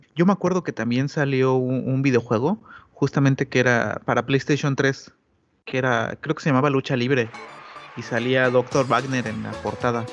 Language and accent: Spanish; Mexico; yo como mexicano